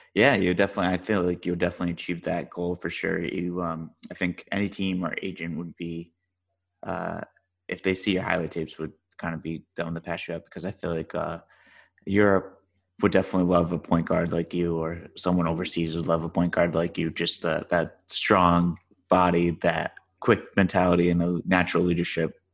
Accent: Rhode Island, United States; now in Dallas, United States; I grew up in Rhode Island. I live in Dallas now

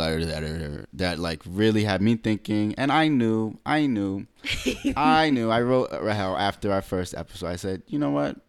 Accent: United States; me being a black American. Mm-hmm. You know, I'm from here.

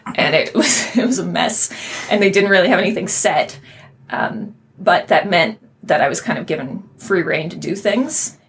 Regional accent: Kitchener, Ontario, Canada; also born or lived in Waterloo, Ontario; growing up in Kitchener and then mm-hmm. Waterloo

